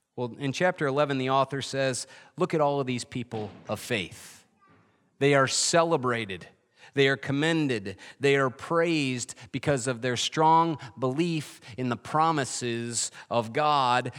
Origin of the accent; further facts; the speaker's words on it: Adirondacks, New York, United States; moved away; I grew up in the Adirondacks